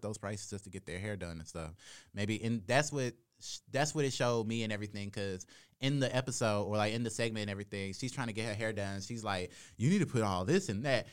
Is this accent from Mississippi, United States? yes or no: yes; Jackson, Mississippi, United States; I'm from Jackson, Mississippi